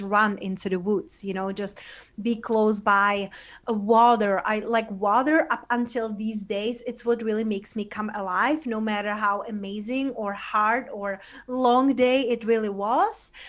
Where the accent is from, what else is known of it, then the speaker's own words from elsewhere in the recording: Czechia; also born or lived in London / Spain; now in United States; I was growing up in Czech Republic, you know, in a, in a small town in Eastern Europe